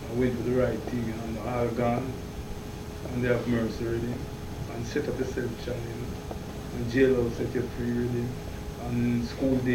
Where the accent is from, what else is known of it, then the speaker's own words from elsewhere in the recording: Kingston, Jamaica; Kingston, Jamaica, in the heart of the city.